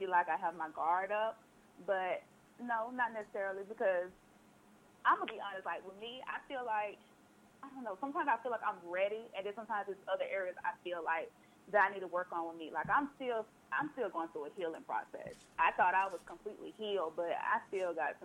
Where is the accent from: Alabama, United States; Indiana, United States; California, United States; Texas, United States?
Alabama, United States; Jackson's Gap; moved away as an adult; also born or lived in Auburn, Alabama; now in Atlanta, United States; I'm originally from Alabama.